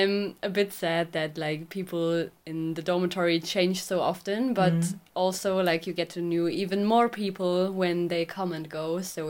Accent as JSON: {"language": "English", "area": "near Koblenz", "region": "Rhineland-Palatinate", "country": "Germany", "moved": "yes", "lives_now": "Duisburg, Germany", "said": "I'm traveling to Duisburg, where I live right now, but I'm originally living near Koblenz."}